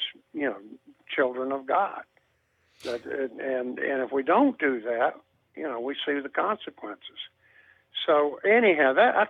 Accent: the South, United States; also born or lived in Atlanta, Georgia; I grew up in the South, and even though the laws were segregated, the culture wasn't

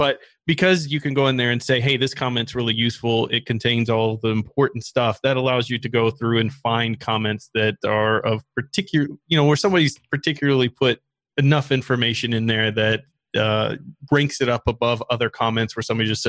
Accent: Iran; English is a second language; Since I'm from Iran, I had problems joining some groups in Telegram.

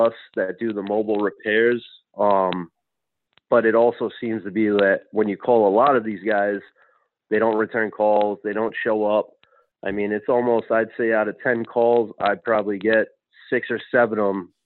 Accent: Rhode Island, United States; moved away; I'm originally from Rhode Island

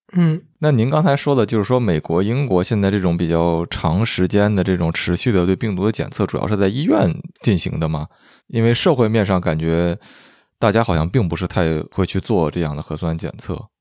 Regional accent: northern China, China; moved away; also born or lived in Vancouver, Canada; 我就说是北方

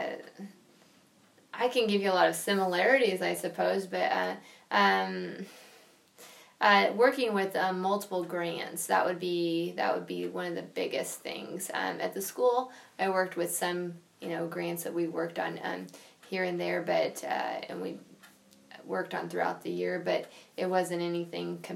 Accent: Mound City, Kansas, United States; I'm originally from Linn County and Mound City. I live over the state line, just right outside Fort Scott.

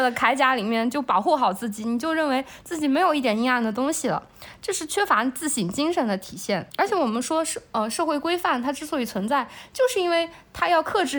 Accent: China; 我们中国的社会

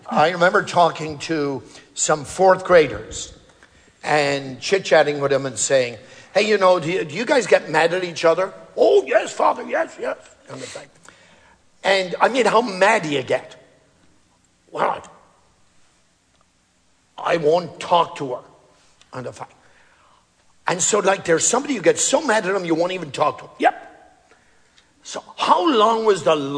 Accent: Ireland; moved away; growing up in Ireland

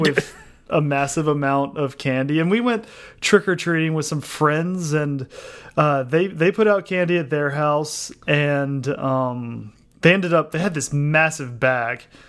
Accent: United States; me as an American

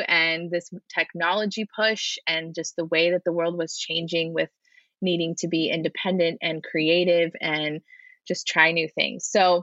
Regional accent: San Diego, California, United States; I'm from San Diego. I work in San Diego

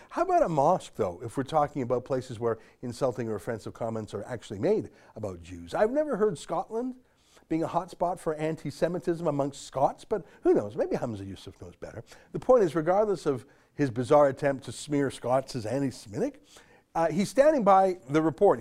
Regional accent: Canada; I'm a Canadian citizen

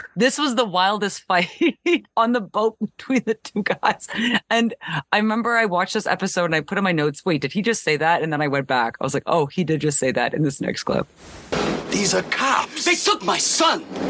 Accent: Canada; growing up in Canada

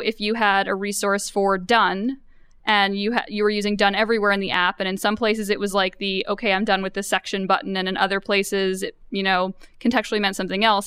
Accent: New York, United States; I'm from New York.

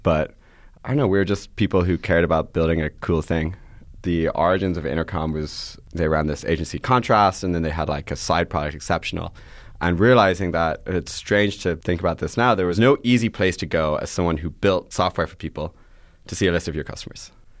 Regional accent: Ireland; also born or lived in Boston, United States / London, United Kingdom / Atlanta, United States / New York, United States; now in San Francisco, United States; Yeah. So I did a whole tour around the world. I was born in Boston. I lived in London, Atlanta, London, Ireland, New York, Ireland, San Francisco. And so, but I mostly grew up in Irela

